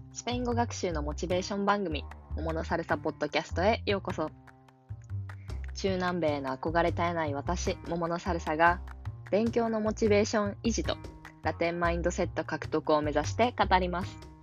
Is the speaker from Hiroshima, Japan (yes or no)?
yes; Hiroshima, Japan; 私は広島県の出身で